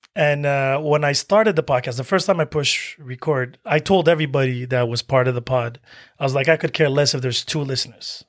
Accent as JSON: {"language": "English", "country": "Algeria", "said": "I'm Algerian from Africa"}